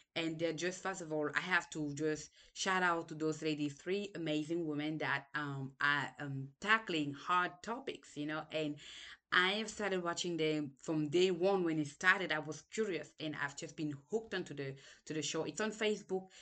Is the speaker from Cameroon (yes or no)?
yes; Cameroon; English is a second language; moved away; also born or lived in Senegal; I was born in Cameroon, lived there for a while, then we moved to Senegal